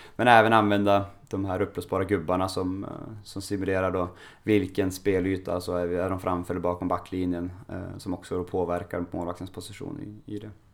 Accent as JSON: {"language": "Swedish", "region": "Norrland", "country": "Sweden", "tie": "born or raised there", "said": "jag är uppväxt i Norrland"}